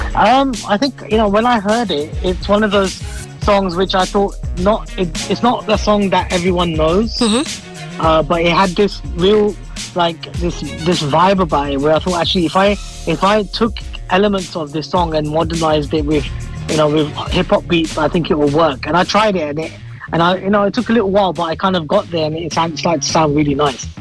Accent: Harrow, London, United Kingdom; also born or lived in Croydon; i was born in Croydon, but I mm. lived in Harrow all my life.

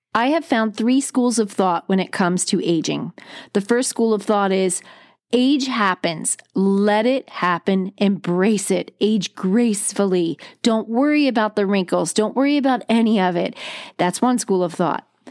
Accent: New Jersey, United States; I grew up on the East Coast of the United States. I'm a Jersey girl, went to the Jersey Shore, lived on it all summer long

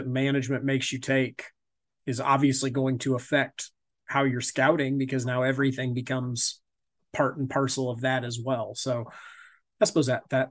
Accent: Northeast Indiana, United States; I'm in Indiana

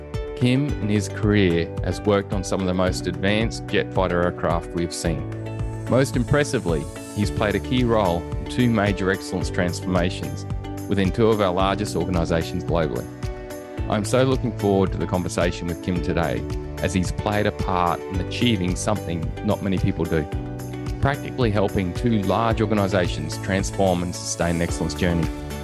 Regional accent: Elimbah, Queensland, Australia; I can relate to that, mate, growing up in Elimba where I grew up.

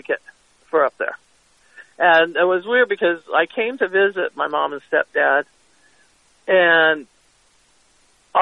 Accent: California, United States; moved away as an adult; now in Verde Valley, United States; I'm from California

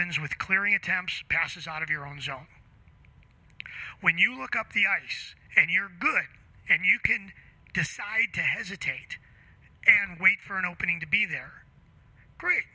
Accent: Chicago, Illinois, United States; I grew up playing hockey in Chicago

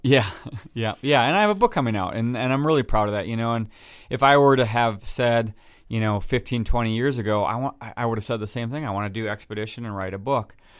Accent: Wisconsin, United States; I'm from Wisconsin

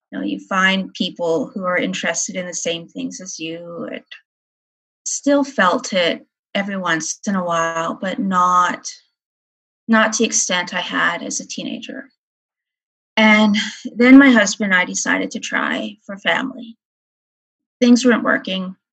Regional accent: North Battleford, Saskatchewan, Canada; I am from North Battleford, Saskatchewan, Canada. I'm a special education teacher in northern Saskatchewan.

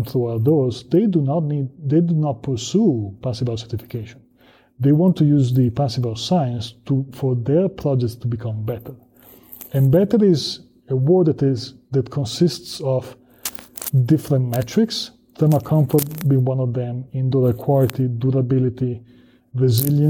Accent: Italy; moved away as an adult; now in United States; I'm from Southern Europe, I'm from Italy

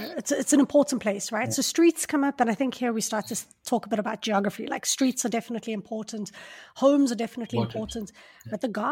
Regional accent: Johannesburg, Gauteng, South Africa; I'm from Johannesburg

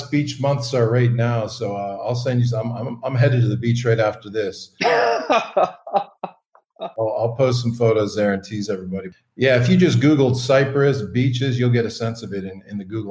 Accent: Calgary, Alberta, Canada; I'm originally from Calgary, Alberta in Canada.

